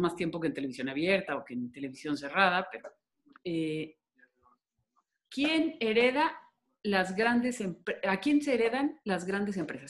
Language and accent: Spanish; Guadalajara, Jalisco, Mexico; yo soy jalisciense, tapatía